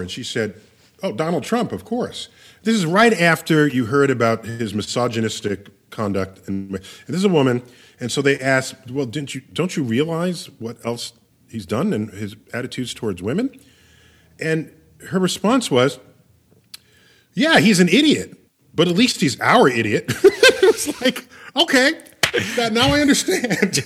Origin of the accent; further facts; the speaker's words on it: New York City, New York, United States; I was born and raised in New York City.